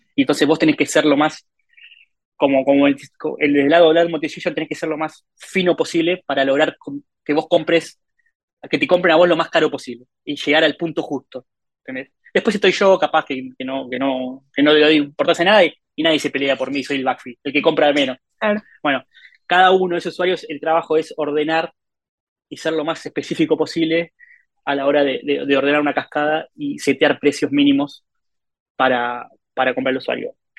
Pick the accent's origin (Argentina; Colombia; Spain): Argentina; soy de Argentina.